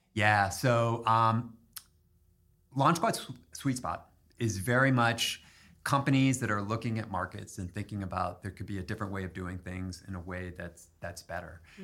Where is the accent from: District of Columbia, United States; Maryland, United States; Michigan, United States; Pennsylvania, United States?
Pennsylvania, United States; Harrisburg; I grew up in Harrisburg